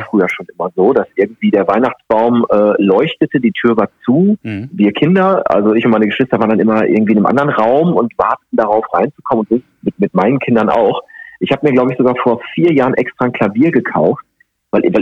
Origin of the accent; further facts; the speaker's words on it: North Rhine-Westphalia, Germany; now in Cologne, Germany; Ich bin gebürtiger Sauerländer